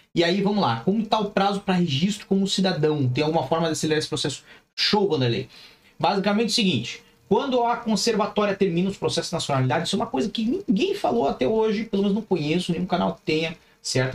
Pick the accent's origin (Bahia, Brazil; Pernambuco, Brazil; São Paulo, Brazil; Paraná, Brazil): Paraná, Brazil; Curitiba; moved away as an adult; now in Portugal; foi lá pra minha cidade, foi pra Curitiba